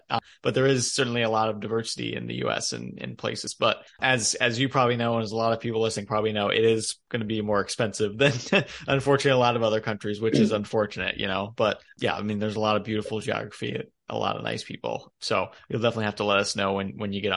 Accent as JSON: {"language": "English", "region": "Iowa", "country": "United States", "tie": "born or raised there", "also_born_or_lived": "Idaho / Ohio", "moved": "yes", "said": "I'm currently in Iowa. Okay. Yeah, I'm from here originally. So this is my home state."}